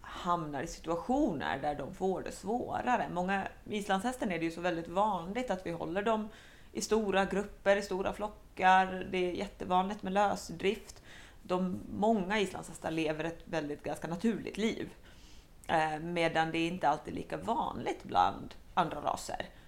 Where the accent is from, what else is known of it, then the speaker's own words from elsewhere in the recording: Helsinki, Uusimaa, Finland; first language Swedish; moved away as an adult; now in Sweden; jag är faktiskt väldigt dålig på finska fast jag är uppvuxen i Helsingfors.